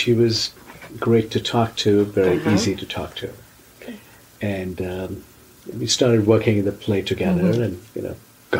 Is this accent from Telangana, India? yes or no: yes; Hyderabad, Telangana, India; I grew up in Hyderabad. My mother's side of the family is from Hyderabad, an old Hyderabadi family.